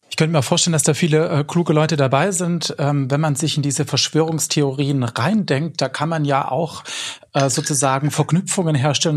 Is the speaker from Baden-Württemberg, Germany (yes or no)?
yes; Swabia, Baden-Württemberg, Germany; accent: Swabian; die dann meinen Dialekt sprechen, wenn ich auf einer Demo bin, äh, als Schwabe